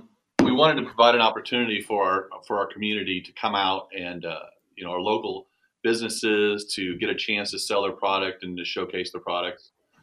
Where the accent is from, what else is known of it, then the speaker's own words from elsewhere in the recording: United States; me being from an American